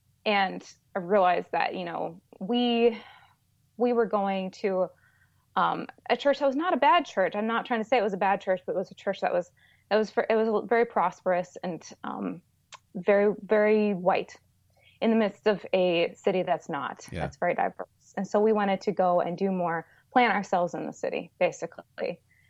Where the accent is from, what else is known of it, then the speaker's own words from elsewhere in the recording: Chicago, Illinois, United States; now in Alabama, United States; Yes, we are from the Midwest. My husband grew up in Minnesota all his entire life, and I just moved all over the Midwest. I was from Chicago mainly.